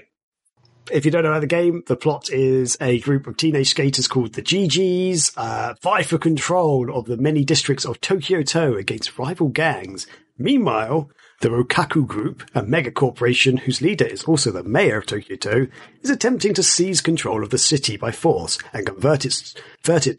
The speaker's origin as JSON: {"language": "English", "area": "Kent", "region": "South East England", "country": "United Kingdom", "said": "I'm from Kent, which is an area of the UK"}